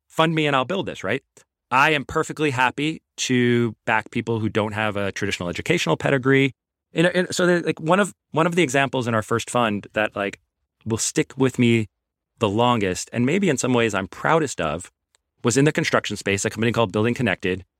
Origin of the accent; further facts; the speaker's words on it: New York City, New York, United States; also born or lived in Long Island (516 area code); I grew up in Queens.